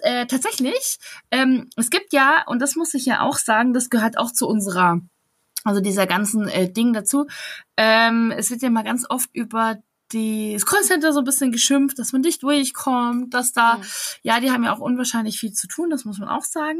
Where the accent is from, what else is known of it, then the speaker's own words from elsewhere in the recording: Bavaria, Germany; Ich bin Bayerin